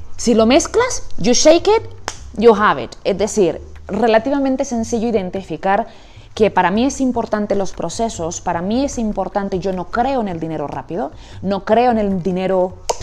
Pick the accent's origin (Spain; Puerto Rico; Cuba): Spain; Canary Islands; moved away as an adult; also born or lived in Amsterdam, Netherlands / United States / Barcelona / Madrid; now in Bogotá, Colombia; soy española, he, vivido, he trabajado y vivido en Barcelona, Madrid y por supuesto en las Islas Canarias, de donde soy, y ahora en Bogotá